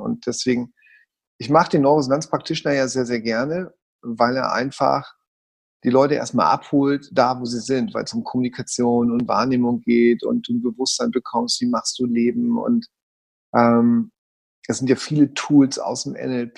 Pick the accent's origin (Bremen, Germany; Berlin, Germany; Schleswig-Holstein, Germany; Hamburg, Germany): Hamburg, Germany; Ich bin Hamburger Jung